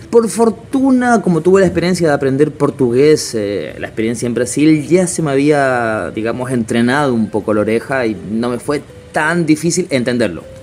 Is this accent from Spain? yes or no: no; Chile; moved away as an adult; also born or lived in Buenos Aires, Argentina / Rio de Janeiro, Brazil; now in Italy; llevo casi nueve años fuera de Chile. Eh, creo que mi acento ya no es 100% chileno.